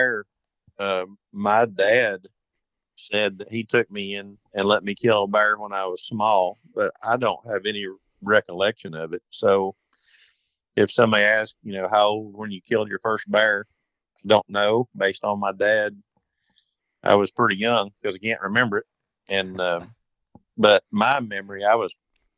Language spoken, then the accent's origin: English; Greene County, Tennessee, United States; also born or lived in Madison County, North Carolina; I was born in Greene County, Tennessee, and our hunting was mostly here and in Madison County, North Carolina